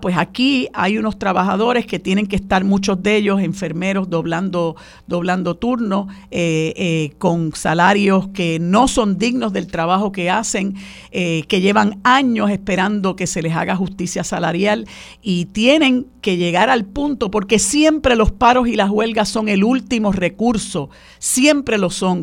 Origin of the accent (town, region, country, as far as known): Puerto Rico